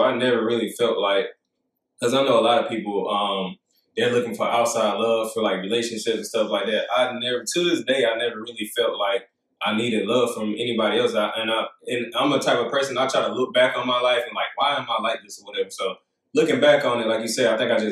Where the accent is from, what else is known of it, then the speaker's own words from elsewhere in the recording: Union, South Carolina, United States; Growing up in Union